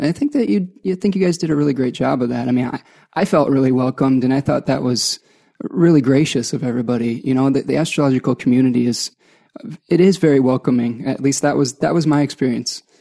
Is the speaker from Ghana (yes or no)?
no; Ann Arbor, Michigan, United States; I'm from Ann Arbor, Michigan.